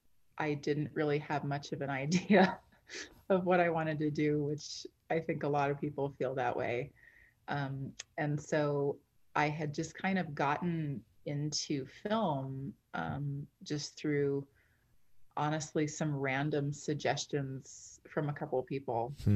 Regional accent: Canada; also born or lived in London; Well, I'm Canadian. Sort of grew up all over the place.

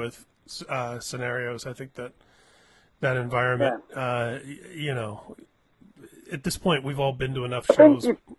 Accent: Indiana, United States; I'm growing up in Indiana in the late 70s and early 80s

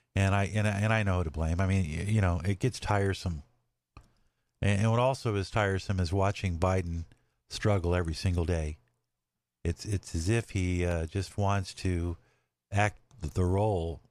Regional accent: Los Angeles, California, United States; moved away as an adult; I grew up in LA, I grew up in California.

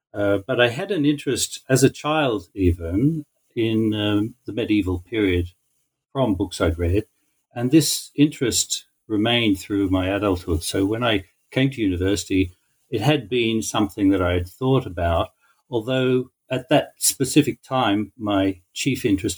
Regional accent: Australia; moved away as an adult; also born or lived in Haifa, Israel; now in Israel; I grew up in Australia

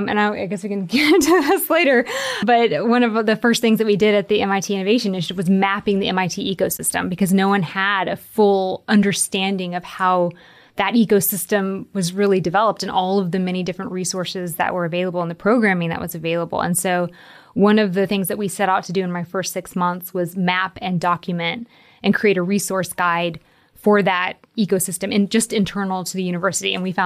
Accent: Nashville, Tennessee, United States; now in Kentucky, United States; So I'm originally from Nashville, Tennessee. I moved around a lot, ended up going to high school here in Kentucky

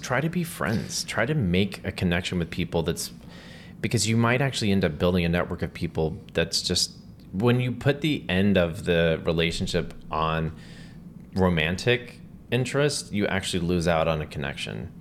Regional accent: Texas, United States; now in New York, United States; my background is I grew up in Texas

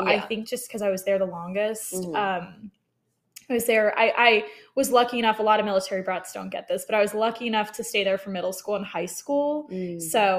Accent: Colorado Springs, Colorado, United States; also born or lived in Texas; I say I'm originally from Colorado Springs, but I actually grew up a military brat, so I moved a little bit all over. And then found myself in Texas to go to TCU for 4 years

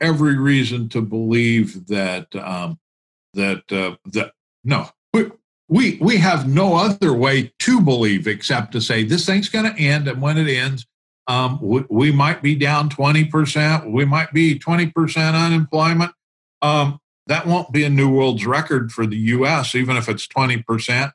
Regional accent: central Illinois, United States; I have two small two small towns that I claim as my hometown. One of them happens to be in central Illinois

